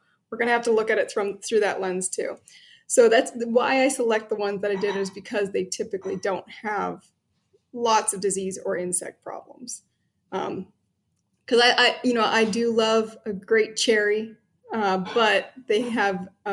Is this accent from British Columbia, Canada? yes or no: no; Ontario, Canada; now in Chicago, United States; I'm actually originally from Ontario up in Canada